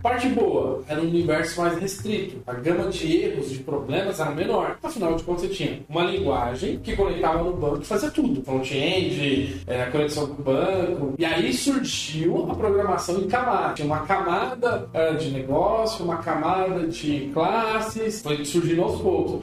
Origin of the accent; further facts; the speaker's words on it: São Bernardo do Campo, São Paulo, Brazil; Como eu sou da ABC, sou de São Bernardo